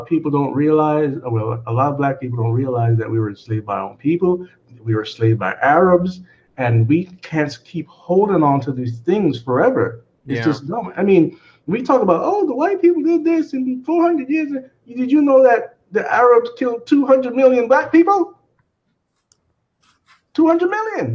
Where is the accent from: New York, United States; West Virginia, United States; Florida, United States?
Florida, United States; Miami; also born or lived in Jamaica; I was born there, but I came up here pretty young. I think 4 or 5 years old